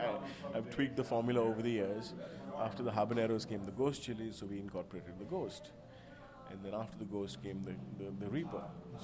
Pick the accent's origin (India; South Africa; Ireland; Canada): India; now in New York, United States; I grew up in India.